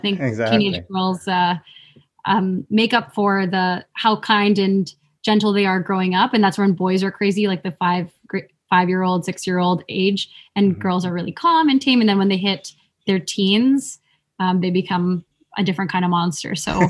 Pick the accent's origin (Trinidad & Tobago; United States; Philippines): Philippines; I think there are some tropes around some things that people associate with being Filipino, such as, like, oh, we like to sing karaoke.